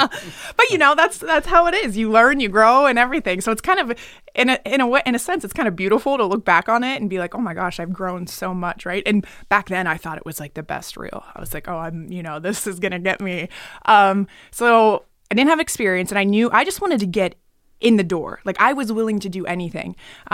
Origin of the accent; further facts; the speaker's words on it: Pennsylvania, United States; I'm from Pennsylvania.